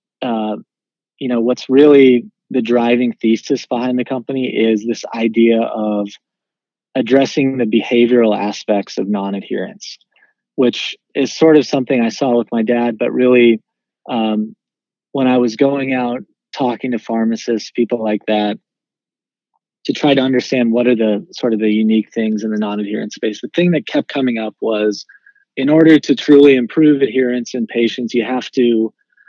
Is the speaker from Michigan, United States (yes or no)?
no; Wichita, Kansas, United States; moved away; also born or lived in Tennessee; I was born and raised in Wichita, Kansas. So I'm a Midwesterner at heart